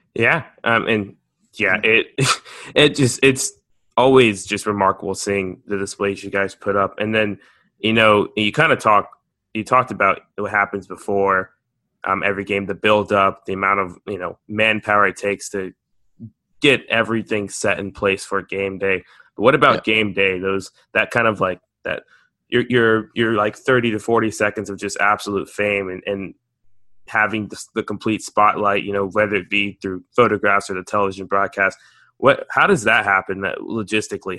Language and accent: English; United States; me being American